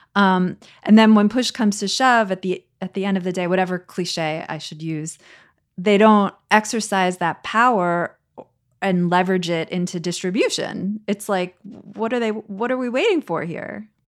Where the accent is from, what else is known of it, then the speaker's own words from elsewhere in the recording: United States; as an American